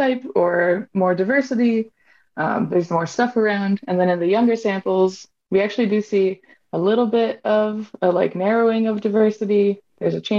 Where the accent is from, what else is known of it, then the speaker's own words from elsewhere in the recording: Hawaii, United States; I'm from Hawaii and I'm Native Hawaiian